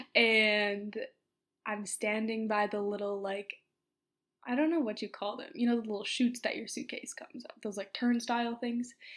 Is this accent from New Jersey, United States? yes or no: no; Minneapolis, Minnesota, United States; also born or lived in Oxford, United Kingdom; say Minneapolis